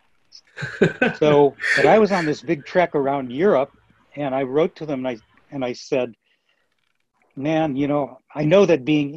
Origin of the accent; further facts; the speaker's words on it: Minneapolis, Minnesota, United States; I grew up in Minneapolis, by the way, Minneapolis, Minnesota